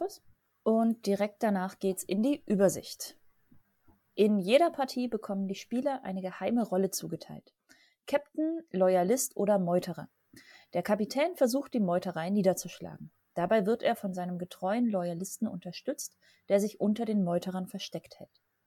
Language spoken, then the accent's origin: German; Southern Germany, Germany; ich komme aus Süddeutschland